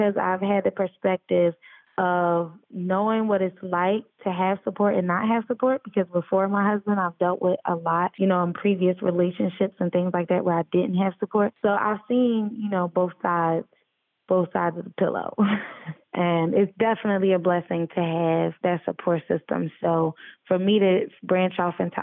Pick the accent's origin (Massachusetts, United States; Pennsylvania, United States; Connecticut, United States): Pennsylvania, United States; Philadelphia; now in Atlanta, United States; Philly, my hometown.